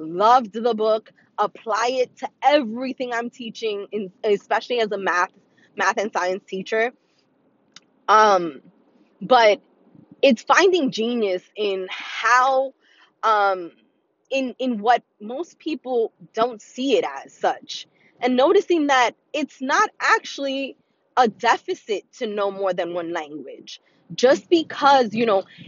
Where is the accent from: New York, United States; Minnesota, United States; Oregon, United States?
New York, United States; New York City; born and raised in the Bronx